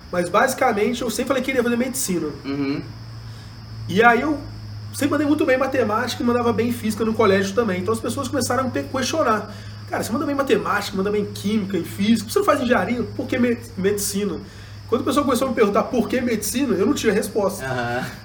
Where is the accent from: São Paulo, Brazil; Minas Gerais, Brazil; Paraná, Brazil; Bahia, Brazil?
Minas Gerais, Brazil; Juiz de Fora; eu nasci em Juiz de Fora, sou daqui mesmo, né? Tenho um carinho muito grande pela cidade